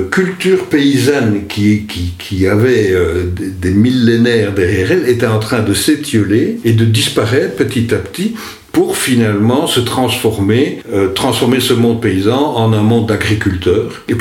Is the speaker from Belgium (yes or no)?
yes; Wallonia, Belgium; parce que on est luxembourgeois et on l'affirme.